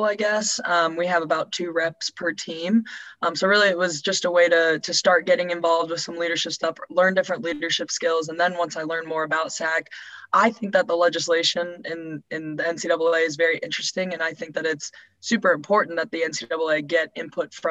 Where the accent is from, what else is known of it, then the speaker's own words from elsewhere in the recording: Carmel, Indiana, United States; moved away as an adult; now in Louisville, United States; I'm originally from Carmel, Indiana, which is just north of Indianapolis